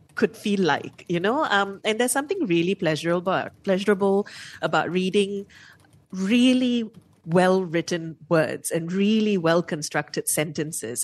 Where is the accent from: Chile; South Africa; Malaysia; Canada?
Malaysia; as a Malaysian